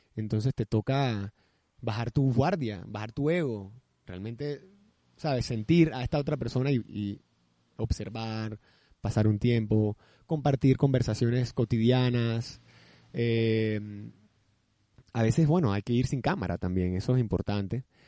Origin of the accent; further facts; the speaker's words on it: Barranquilla, Atlántico, Colombia; now in Panama; soy barranquillero, pero mi madre es paisa.